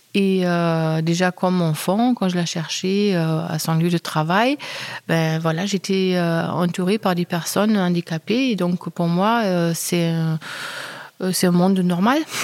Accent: Germany; je suis allemande

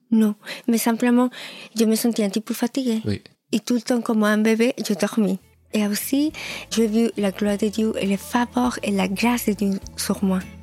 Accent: Lima, Peru; French is a second language; moved away; Oui, je suis péruvienne. Je suis née à Lima

